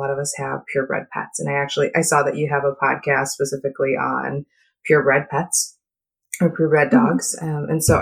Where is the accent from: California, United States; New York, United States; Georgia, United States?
New York, United States; moved away as an adult; also born or lived in Seattle area; now in Seattle, United States; I actually live out in the Seattle area, but I'm originally from New York, and that's where I got all of my education.